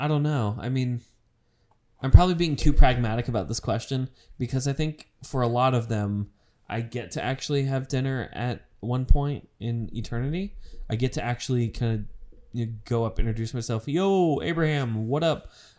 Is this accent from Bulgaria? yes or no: no; United Kingdom; Josh had asked, is this because I'm British?